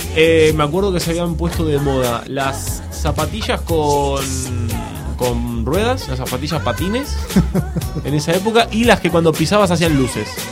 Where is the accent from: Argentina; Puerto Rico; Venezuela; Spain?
Argentina; moved away; soy argentino